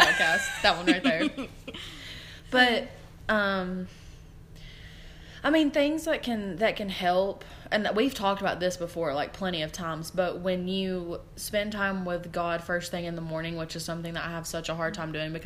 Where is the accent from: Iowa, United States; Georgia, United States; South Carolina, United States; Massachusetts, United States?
Georgia, United States; where I'm from, we're from Georgia